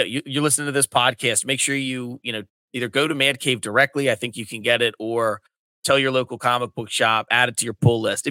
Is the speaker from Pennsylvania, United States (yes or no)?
yes; Delaware County, Pennsylvania, United States; now in Delaware, United States; I'm in Delaware, but I grew up in Delaware County, Pennsylvania, which was just south of Philly